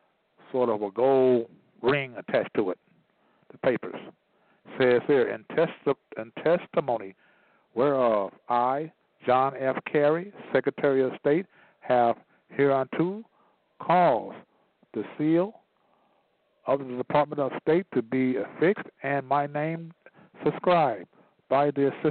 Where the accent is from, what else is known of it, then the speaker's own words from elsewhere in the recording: Chicago, Illinois, United States; I was born in Chicago